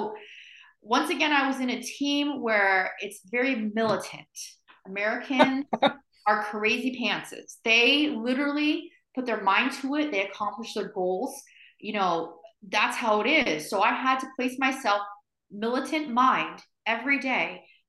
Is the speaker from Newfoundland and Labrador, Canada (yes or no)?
no; Windsor, Ontario, Canada; now in Woodstock, Canada; I'm originally from Windsor, Ontario, which is down south of Ontario. But I live in Woodstock